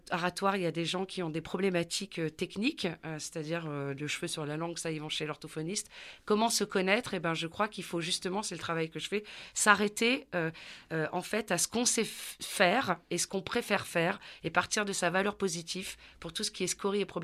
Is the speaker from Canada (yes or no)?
no; southern France, France; Donc, effectivement, moi, je viens du sud de la France, donc tout ça est encore bien une histoire sociale et culturelle, où dans une famille nombreuse